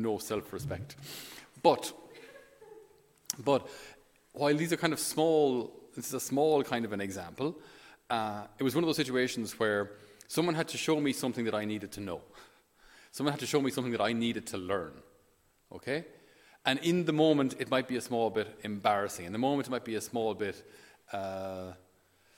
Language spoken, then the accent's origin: English; Ireland; as an Irish person